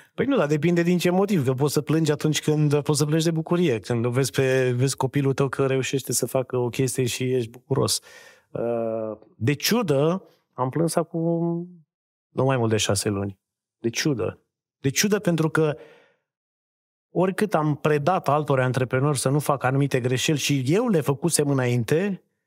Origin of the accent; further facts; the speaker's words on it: Reșița, Caraș-Severin County, Romania; moved away; Eu vin din Reșița, dintr-o familie de oameni simpli